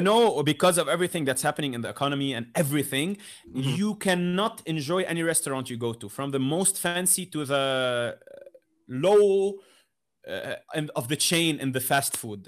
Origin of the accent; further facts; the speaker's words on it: Lebanon; I come from Lebanon